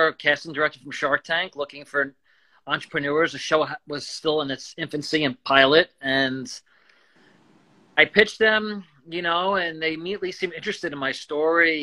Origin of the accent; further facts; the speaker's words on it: Long Island, New York, United States; moved away as an adult; also born or lived in Denver; I grew up on Long Island, you know, in New York